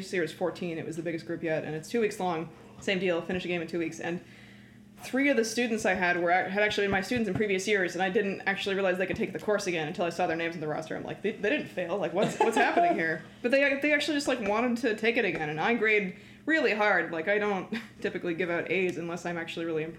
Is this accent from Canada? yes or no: yes; Canada; I'm Canadian